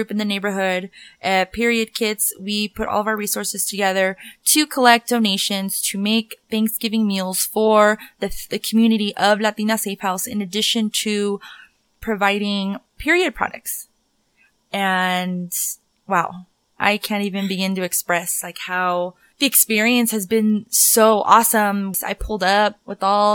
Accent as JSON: {"language": "English", "town": "Denver", "region": "Colorado", "country": "United States", "tie": "born or raised there", "said": "I'm from Denver, born and raised."}